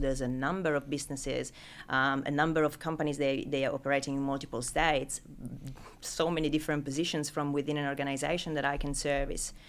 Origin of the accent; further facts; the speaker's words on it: Italy; accent: Italian; English is a second language; moved away as an adult; now in Sydney, Australia; as you can pick up from name and accent, I'm not from Sydney originally. I'm, uh, I'm Italian.